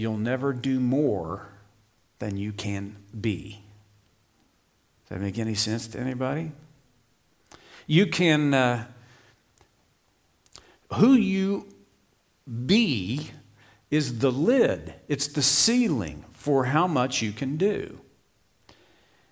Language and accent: English; Oklahoma, United States; I grew up in Oklahoma